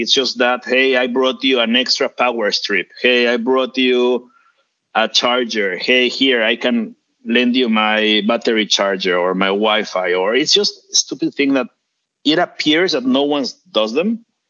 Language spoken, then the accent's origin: English; Mexico; I am from Mexico